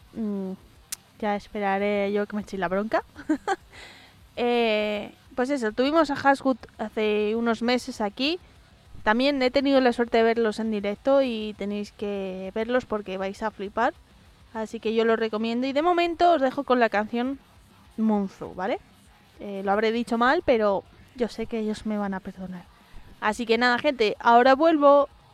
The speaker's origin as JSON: {"language": "Spanish", "town": "Madrid", "region": "Community of Madrid", "country": "Spain", "tie": "born or raised there", "said": "yo soy gata, soy madrileña de tercera generación"}